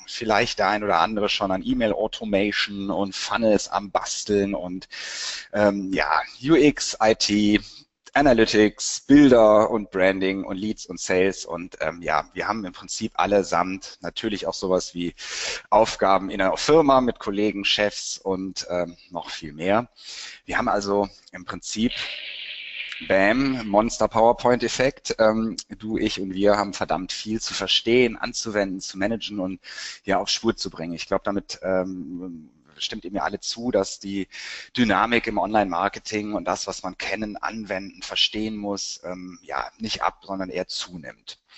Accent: Cologne, North Rhine-Westphalia, Germany; Äh, ich bin ja aus Köln und habe auch Wirtschaftspsychologie studiert.

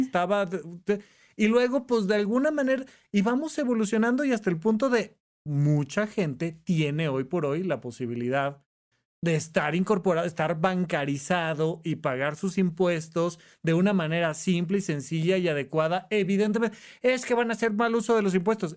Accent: Toluca, State of Mexico, Mexico; moved away as an adult; cuando yo me vengo de de Toluca, Estado de México, a estudiar medicina a, La Salle en la Ciudad de México

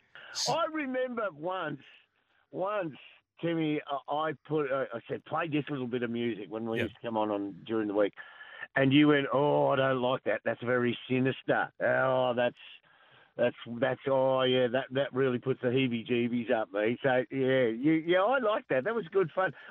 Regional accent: Lara, Victoria, Australia; Oh, I'm lucky. I'm from Lara, so

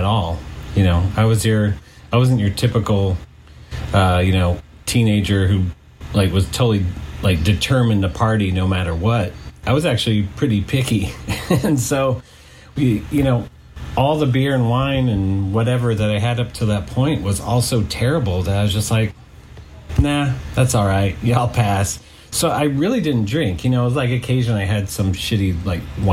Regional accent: San Francisco Bay Area, California, United States; also born or lived in Los Angeles; I grew up in the San Francisco Bay Area, and I moved down here to LA in 2001

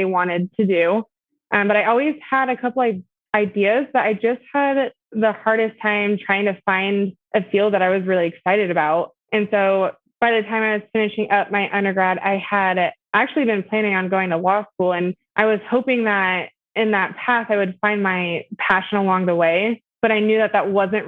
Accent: Boise, Idaho, United States; I was born and raised here in Boise

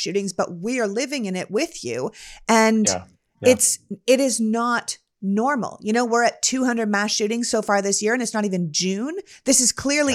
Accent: Canada; now in United States; I was born and raised in Canada

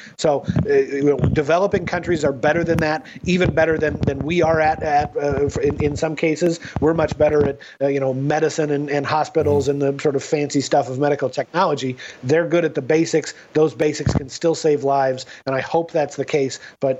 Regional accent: Seattle, Washington, United States; I'm from Seattle, and that's where the big outbreak started.

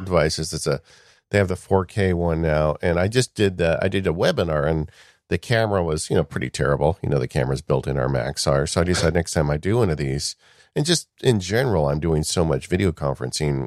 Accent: Chino, California, United States; I grew up right near Chino, California, which is a dairy farmer's heaven.

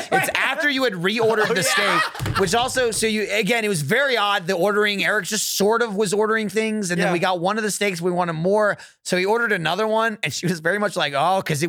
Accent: New Jersey, United States; I'm from New Jersey.

